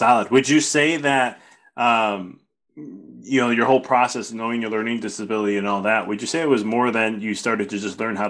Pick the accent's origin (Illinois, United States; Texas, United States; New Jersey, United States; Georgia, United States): Illinois, United States; Chicago; moved away as an adult; also born or lived in Arizona; When I first moved away from Chicago to go to school at Arizona State, I was there for a year and a half.